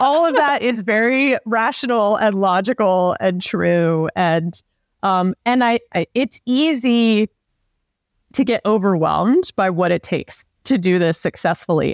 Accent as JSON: {"language": "English", "region": "Southeast", "country": "United States", "tie": "born or raised there", "moved": "yes", "said": "I grew up in the Southeast"}